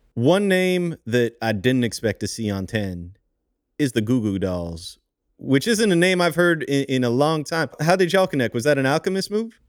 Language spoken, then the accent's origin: English; Montreal, Quebec, Canada; I'm from Montreal